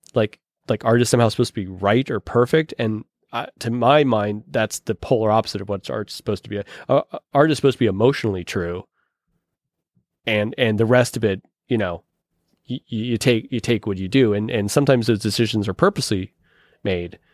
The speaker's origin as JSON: {"language": "English", "town": "Pittsburgh", "region": "Pennsylvania", "country": "United States", "accent": "Pittsburgh", "said": "my Pittsburgh accent"}